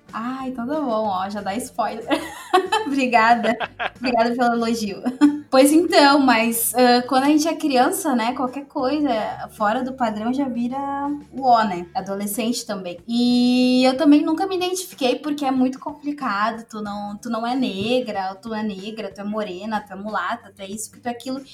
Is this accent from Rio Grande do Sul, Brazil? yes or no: yes; Novo Hamburgo, Rio Grande do Sul, Brazil; eu sou de Novo Hamburgo desde de sempre